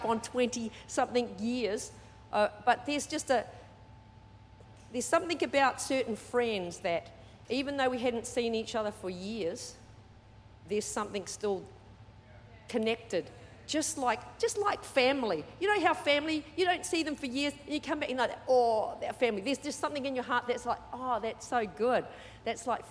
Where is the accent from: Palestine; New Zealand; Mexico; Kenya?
New Zealand; also born or lived in Sydney, Australia / Perth, Australia / Brisbane, Australia / Mackay, Australia; now in Australia; I was brought up in New Zealand, but 3 different parts of New Zealand.